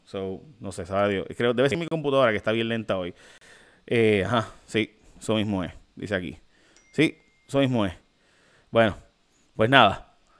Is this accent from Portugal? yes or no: no; Puerto Rico